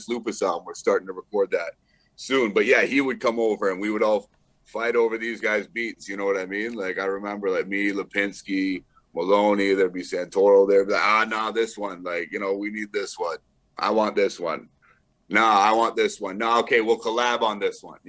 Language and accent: English; Brantford, Ontario, Canada; my hometown of Brantford